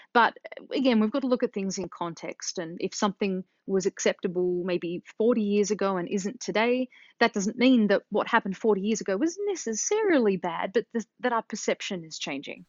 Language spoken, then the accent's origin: English; Australia; moved away as an adult; now in United States; growing up in Australia